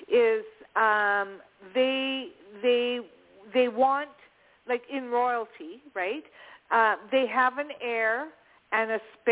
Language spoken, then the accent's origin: English; Canada; I can catch a lot of it here because I'm Canadian.